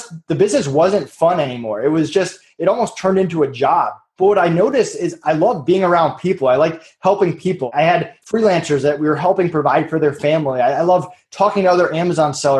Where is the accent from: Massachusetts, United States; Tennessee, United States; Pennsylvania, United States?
Massachusetts, United States; I grew up in Massachusetts.